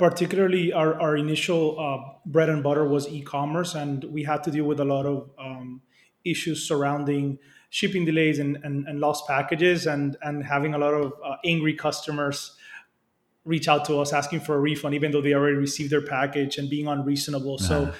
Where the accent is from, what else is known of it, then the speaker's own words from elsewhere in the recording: Dominican Republic; Republic, which is where our main operation is based and which is where I grew up.